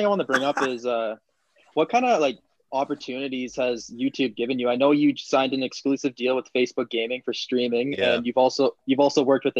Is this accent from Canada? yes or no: yes; Toronto area, Ontario, Canada; we're from the Toronto outside area